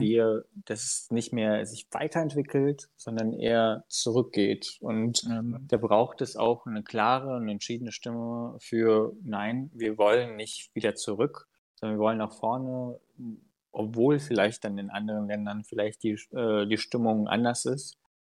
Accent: Unstrut-Hainich-Kreis, Thuringia, Germany; ich komme ja aus dem Mund-Steinig-Kreis

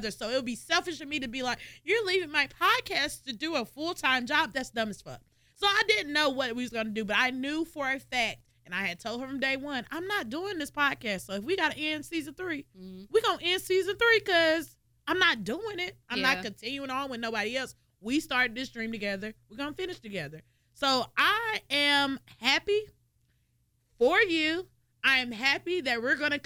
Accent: Greensboro, North Carolina, United States; I'm from Greensboro

